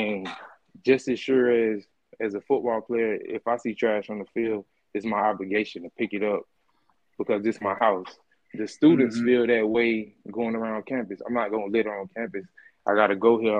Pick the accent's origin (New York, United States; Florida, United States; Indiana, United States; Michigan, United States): Florida, United States; I'm from Florida